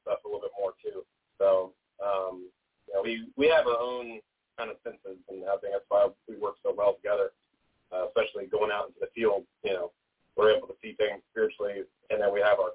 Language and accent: English; Richmond, Virginia, United States; I'm from Richmond, Virginia, my whole life.